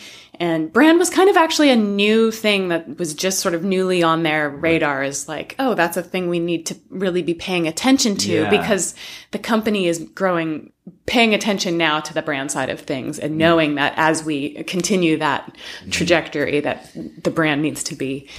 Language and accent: English; California, United States; also born or lived in Colorado; Well, I'm actually a West Coaster. I grew up in California.